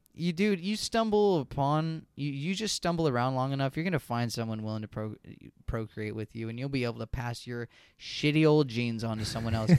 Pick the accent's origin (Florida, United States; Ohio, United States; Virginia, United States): Virginia, United States; growing up in Virginia